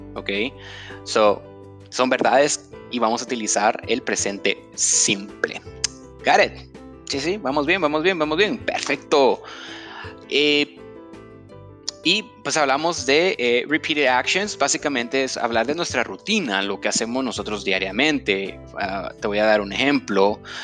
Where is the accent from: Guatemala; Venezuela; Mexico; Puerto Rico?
Guatemala; en Guatemala le decimos eh, feriado